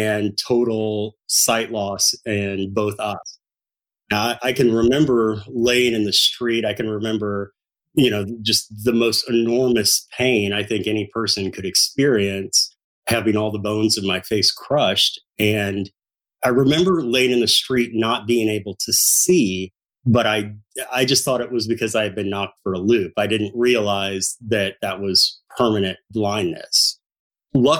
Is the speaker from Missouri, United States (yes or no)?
yes; High Hill, Missouri, United States; also born or lived in Ferguson, Missouri / St. Louis, Missouri; I actually grew up in Ferguson, Missouri for the first 10 years of life. And then my parents moved to the rural farmland of Missouri, where I really consider my hometown to be High Hill, Missouri